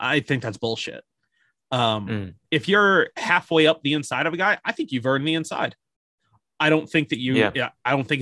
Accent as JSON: {"language": "English", "country": "United States", "said": "me being American"}